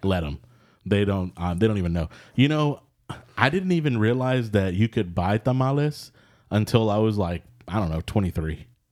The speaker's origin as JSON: {"language": "English", "region": "Texas", "country": "United States", "said": "as a Texan"}